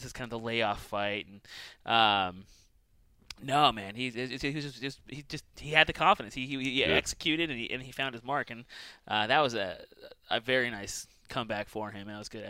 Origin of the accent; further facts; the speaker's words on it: California, United States; now in Boise, United States; I spent like 15-ish years, and I was originally from California, and it had been ingrained in me that it's Boise, Boise, Boise.